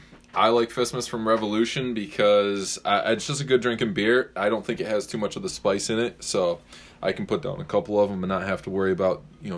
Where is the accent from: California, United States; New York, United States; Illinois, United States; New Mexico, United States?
New York, United States; near Elmira; near my hometown.